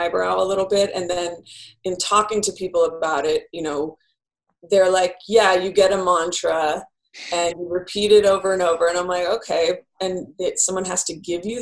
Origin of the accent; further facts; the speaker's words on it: Bay Area, California, United States; now in Los Angeles, United States; I grew up in the Bay Area